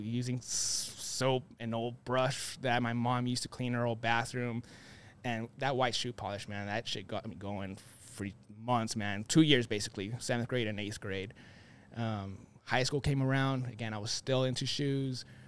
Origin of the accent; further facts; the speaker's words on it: Phoenix, Arizona, United States; born and raised here in Phoenix